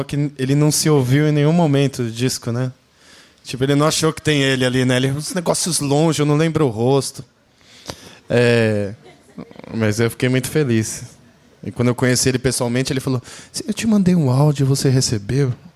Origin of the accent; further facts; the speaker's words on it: Brazil; como brasileiro